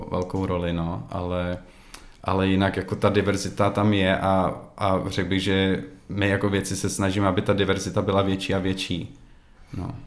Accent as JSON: {"language": "Czech", "country": "Czechia", "also_born_or_lived": "Prague", "moved": "as an adult", "lives_now": "Sweden", "said": "jako Čech"}